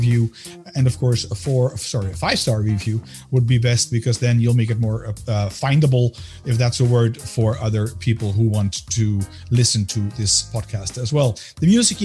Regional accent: Amsterdam, North Holland, Netherlands; moved away as an adult; also born or lived in United States; now in Belgium; I'm a Dutchman as well, born and raised in Amsterdam

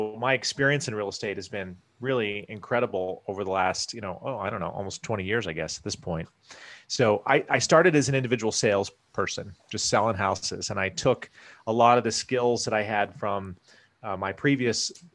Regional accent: Iowa, United States; moved away as an adult; also born or lived in Wyoming / Washington, D.C. area; I was born in Wyoming, grew up in Iowa

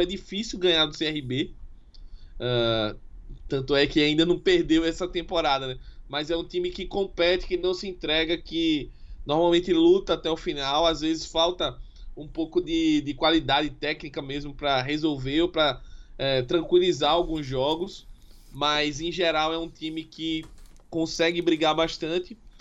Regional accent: Palmeira dos Índios, Alagoas, Brazil; minha cidade natal, né? Palmeira dos Índios

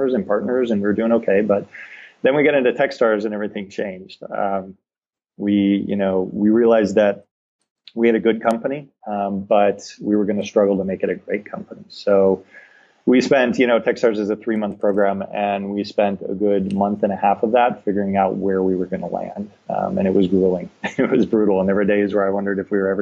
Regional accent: Detroit, Michigan, United States; moved away as an adult; now in San Diego, United States; I grew up in Detroit

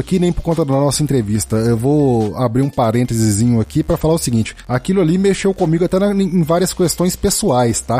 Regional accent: Minas Gerais, Brazil; eu sou mineiro, inclusive.

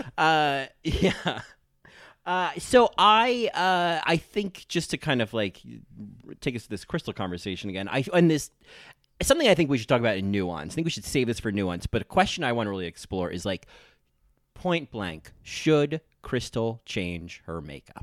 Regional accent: New Jersey, United States; I'm from New Jersey

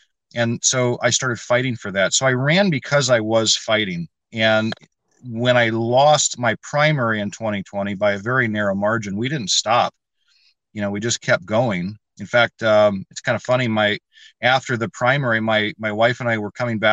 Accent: Michigan, United States; also born or lived in Kansas / Florida; I grew up in Michigan, met my wife here, started a family here

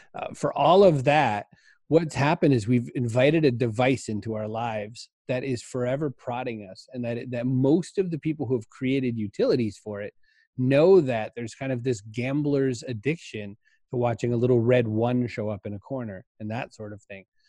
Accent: Maine, United States; I grew up in Maine.

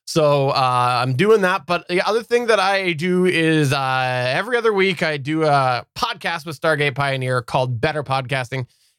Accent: Canada; I'm Canadian.

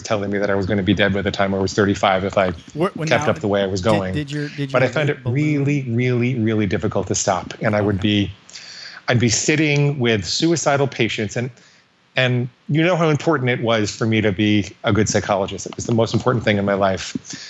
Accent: Washington, District of Columbia, United States; born there; I was born in Washington, D.C. My dad was a psychologist.

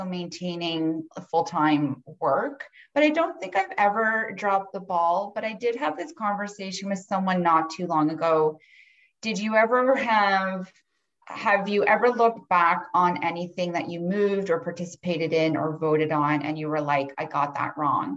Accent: Cobourg, Ontario, Canada; moved away as an adult; also born or lived in Ottawa, Canada / Toronto, Canada / Melbourne, Australia; I born and raised in Coburg

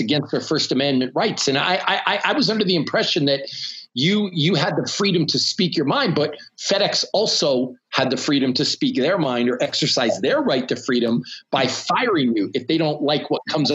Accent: Canada; now in United States; I'm a lonely Canadian that lives in the United States. I'm from a socialist republic where we're not protected by things like freedom of speech.

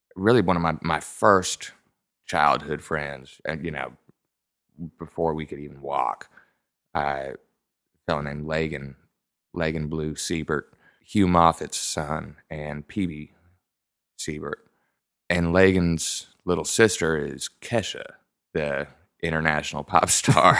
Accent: Nashville, Tennessee, United States; also born or lived in Franklin, Tennessee; now in Buda, United States; I was born in a little town called Franklin. It's outside of Nashville.

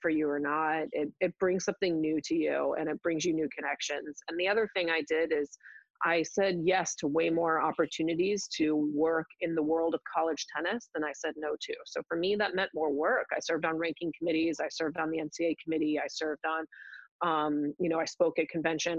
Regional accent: West Coast, United States; moved away as an adult; also born or lived in Williams (Massachusetts); I'm from the West Coast. I really wanted to be back on the West Coast

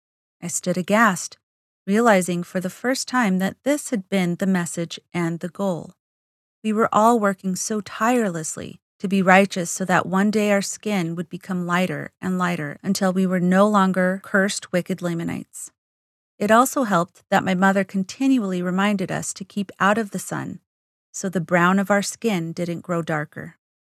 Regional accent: Window Rock, Arizona, United States; also born or lived in St. Michael's, Arizona; I grew up on the Navajo Reservation in Window Rock and St. Michael's, Arizona. At home, my parents, who were bilingual and fluent in Navajo, spoke strictly English to my 6 siblings and me.

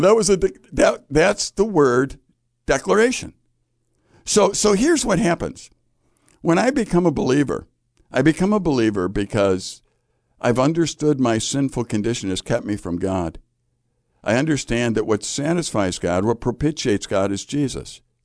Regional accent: Chicago, Illinois, United States; I, I grew up in Chicago

